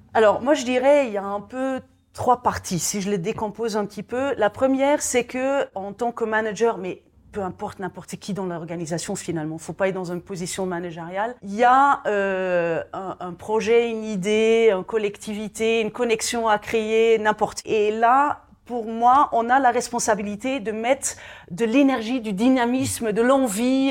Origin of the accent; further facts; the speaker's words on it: Belgium; je suis belge de nationalité